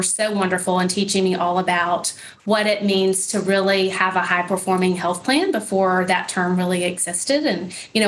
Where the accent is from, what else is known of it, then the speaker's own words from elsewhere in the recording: Nashville, Tennessee, United States; also born or lived in Atlanta, Georgia / Dallas, Texas; I was born in Atlanta, lived in Dallas, Texas for a couple years, and then home is Nashville, Tennessee